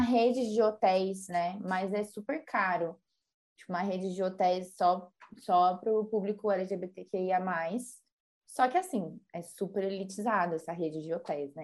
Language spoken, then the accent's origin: Portuguese; Brazil; a gente é brasileira